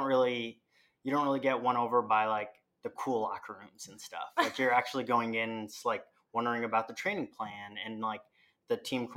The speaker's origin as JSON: {"language": "English", "town": "Federal Way", "region": "Washington", "country": "United States", "tie": "born or raised there", "also_born_or_lived": "Raleigh, North Carolina / Boulder, Colorado", "moved": "as an adult", "lives_now": "Oregon, United States", "said": "I'm from Federalway, Washington, which is about 20 minutes south of Seattle. I went to Federalway High School, and then I went to the University of Washington for 4 years."}